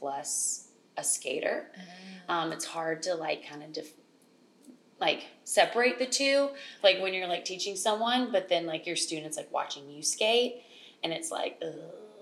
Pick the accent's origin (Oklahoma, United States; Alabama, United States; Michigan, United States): Alabama, United States; moved away as an adult; now in New York, United States; I'm originally from Alabama. I've been in New York 5 years now.